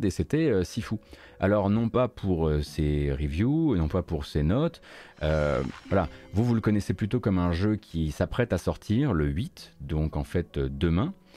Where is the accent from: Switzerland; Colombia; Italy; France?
France; eastern France; je suis de l'Est de la France